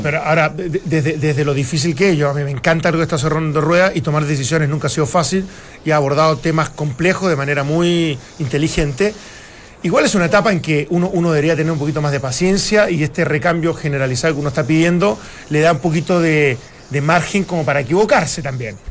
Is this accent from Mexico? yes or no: no; Chile